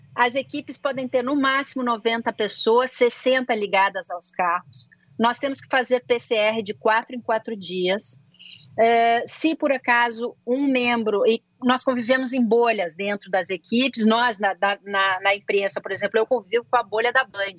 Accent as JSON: {"language": "Portuguese", "town": "Porto Alegre", "region": "Rio Grande do Sul", "country": "Brazil", "accent": "gauchês", "moved": "yes", "said": "eu posso falar bastante meu gauchês aqui"}